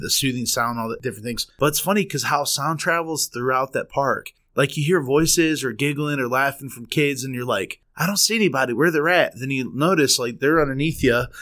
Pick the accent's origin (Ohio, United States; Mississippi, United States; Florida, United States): Ohio, United States; Garrettsville; Both of us kinda grew up in that area.